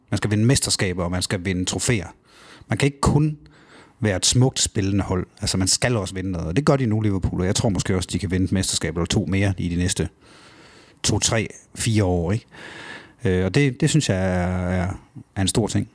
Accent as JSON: {"language": "Danish", "town": "Kibæk", "region": "Central Denmark Region", "country": "Denmark", "tie": "born or raised there", "said": "hjemme i Kibæk, i den lille by, jeg kommer fra"}